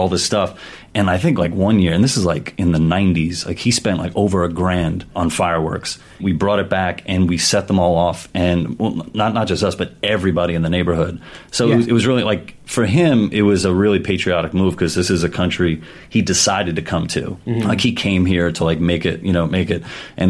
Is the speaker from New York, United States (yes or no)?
yes; New York City, New York, United States; my dad he's an immigrant. He's from Argentina. Mm-hmm. And we grew up in Queens, New York.